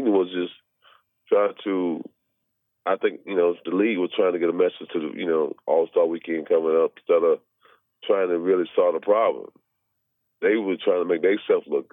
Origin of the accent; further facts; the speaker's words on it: the South, United States; moved away; I was raised in the South for a long time.